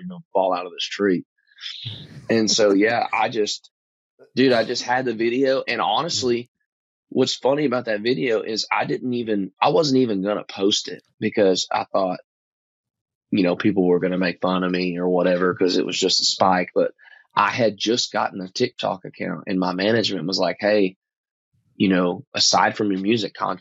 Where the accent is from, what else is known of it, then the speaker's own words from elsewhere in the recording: East Texas, United States; growing up in East Texas is real thick, like really hard cover